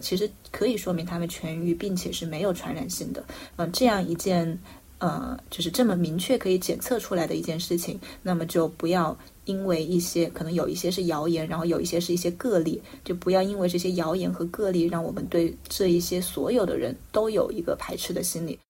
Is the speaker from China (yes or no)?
yes; Wuhan, Hubei, China; 作为武汉人